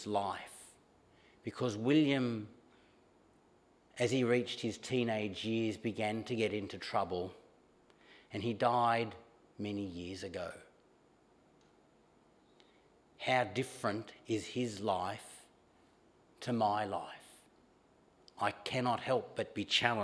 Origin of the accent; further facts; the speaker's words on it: Montrose, Victoria, Australia; where I grew up in Montrose